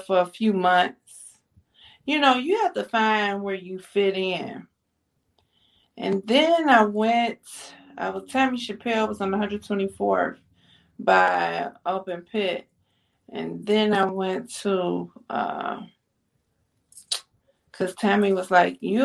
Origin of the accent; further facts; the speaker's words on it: East Cleveland, Ohio, United States; I'm from East Cleveland